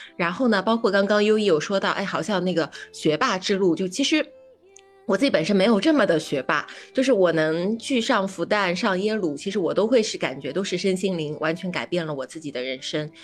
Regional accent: Shanghai, China; now in Beijing, China; 我是一个上海人

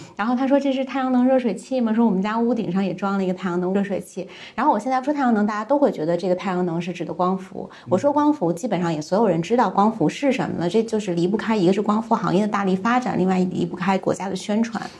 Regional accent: China; 我们中国人

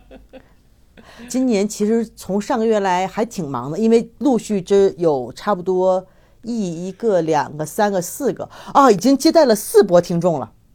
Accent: China; now in Mexico; 但是不包括我们中国人的名字啊。

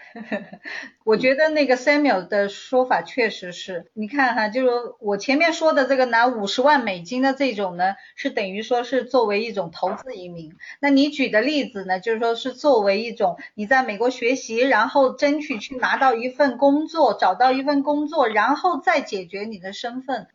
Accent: China; now in United States; 我们中国人

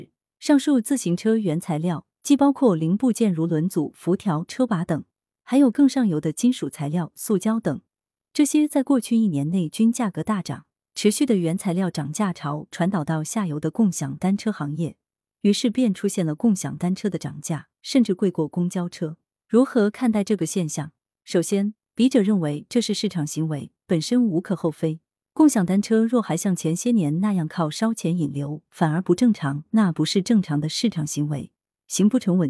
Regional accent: China; 经济理性每个人都具备，尤其是我们中国人，现在哪个不是精打细算？

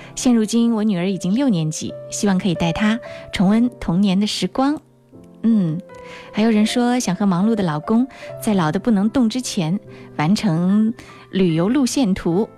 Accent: Wuhan, Hubei, China; 我们武汉人，我们湖北人拥有一个棒棒的机场

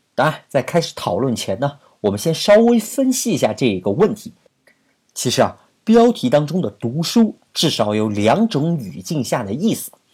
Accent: China; 我们中国的学生

